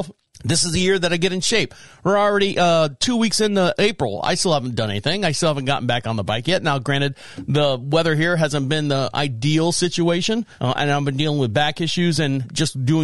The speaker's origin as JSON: {"language": "English", "town": "Orlando", "region": "Florida", "country": "United States", "tie": "born or raised there", "moved": "yes", "said": "I was born and raised in Orlando, Florida"}